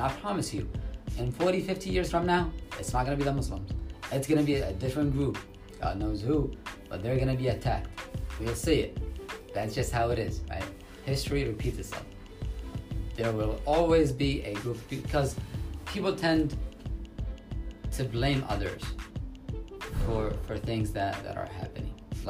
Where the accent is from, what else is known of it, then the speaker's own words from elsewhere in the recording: New York, United States; the first thing I get when I tell them I'm from New York, right?